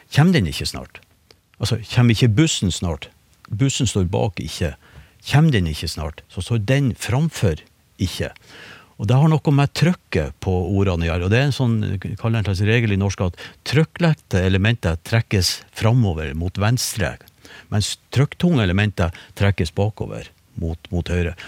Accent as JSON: {"language": "Norwegian", "region": "Northern Norway", "country": "Norway", "said": "Nå er jeg nordlending"}